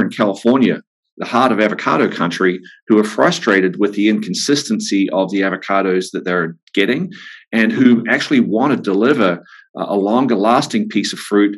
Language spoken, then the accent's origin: English; New Zealand; moved away as an adult; now in Santa Barbara, United States; my journey began growing up on a farm in New Zealand. You can tell from my accent